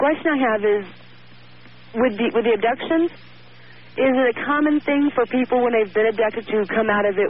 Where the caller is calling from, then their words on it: Harker Heights, Texas, United States; I'm calling from Harker Heights, Texas.